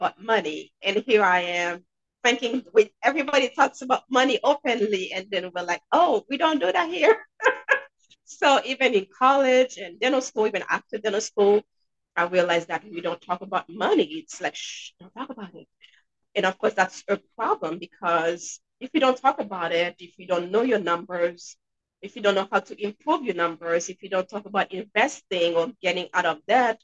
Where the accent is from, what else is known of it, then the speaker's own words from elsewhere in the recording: Haiti; now in New Hampshire, United States; I'm sure you guys can hear an accent. And yes, I'm from Haiti, but I'm in New Hampshire